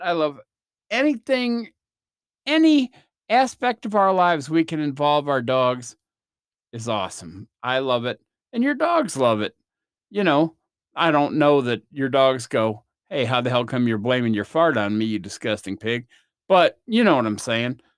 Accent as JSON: {"language": "English", "country": "United States", "said": "I'm from the States"}